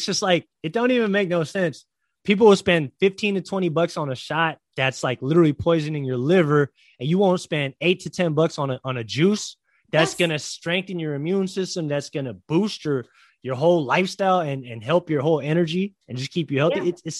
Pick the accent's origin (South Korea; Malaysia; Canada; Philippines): Philippines; I'm Filipino